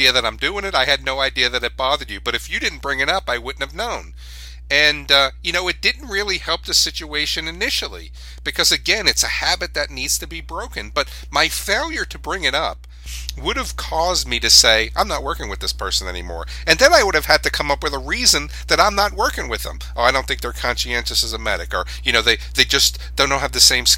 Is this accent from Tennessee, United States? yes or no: no; New York City, New York, United States; I grew up in New York City in high school